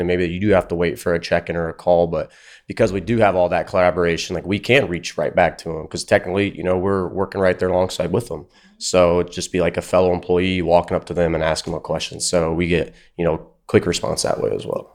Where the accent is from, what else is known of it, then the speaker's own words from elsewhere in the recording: Fort Wayne, Indiana, United States; I'm from Fort Wayne, Indiana.